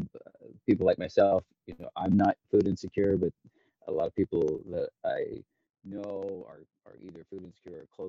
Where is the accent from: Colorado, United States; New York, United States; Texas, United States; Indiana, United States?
Indiana, United States; moved away; also born or lived in Chicago / San Francisco / San Diego; originally I grew up on a farm in Indiana